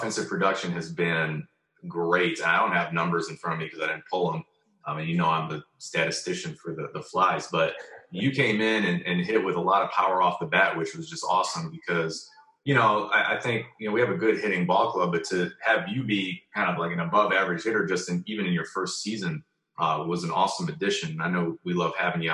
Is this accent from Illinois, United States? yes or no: yes; Lincolnwood, Illinois, United States; now in Mount Prospect, United States; We grew up in Lincolnwood all together